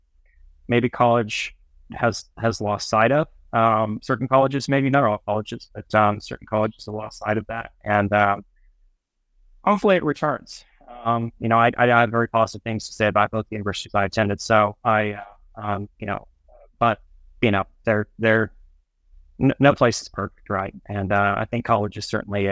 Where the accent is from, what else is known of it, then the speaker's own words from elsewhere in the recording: Dallas, Texas, United States; moved away as an adult; also born or lived in Florida / Boston / Boulder; now in Oklahoma, United States; I was born in Florida, raised in Dallas, and got a scholarship to go to school in Oklahoma